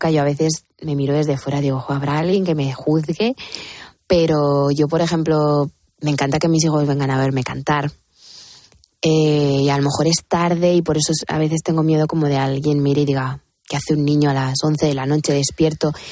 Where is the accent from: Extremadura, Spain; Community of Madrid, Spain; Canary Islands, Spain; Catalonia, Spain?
Community of Madrid, Spain; Madrid; moved away; also born or lived in Miami; yo soy de Hortaleza muy profundamente.